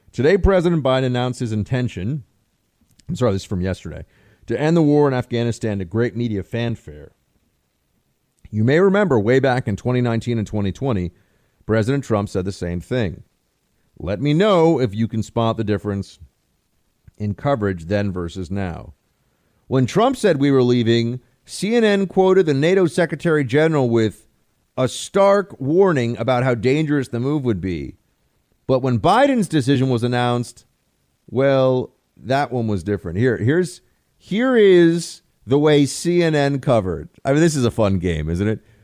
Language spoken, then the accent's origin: English; United States; as an American